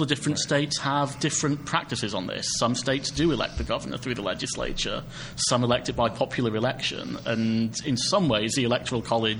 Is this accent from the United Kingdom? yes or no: yes; United Kingdom; speaking as a Brit